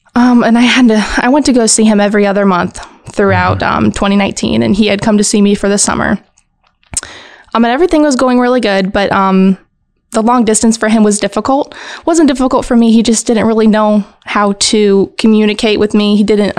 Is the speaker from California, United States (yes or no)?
yes; California, United States; also born or lived in Hawaii; now in Indiana, United States; I am a military brat. I grew up in Southern California, lived in Hawaii for a few years. And now I'm back here in Indiana.